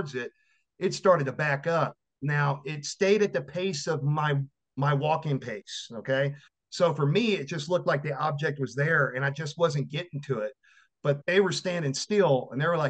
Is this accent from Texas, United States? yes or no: yes; Victoria, Texas, United States; my hometown was, during the time, was Victoria, Texas